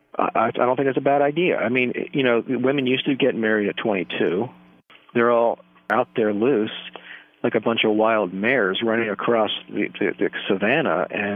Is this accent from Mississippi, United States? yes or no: no; Maryland, United States